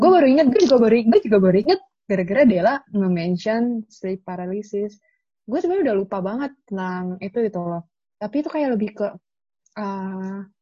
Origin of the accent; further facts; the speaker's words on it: West Sumatra, Indonesia; Jadi gue itu kan kampung gue kan uh, di Sumatera Barat ya.